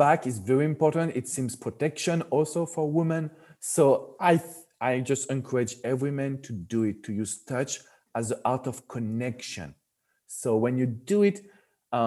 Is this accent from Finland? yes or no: no; France; accent: French; English is a second language; moved away as an adult; now in Florida, United States; French people, we like to touch.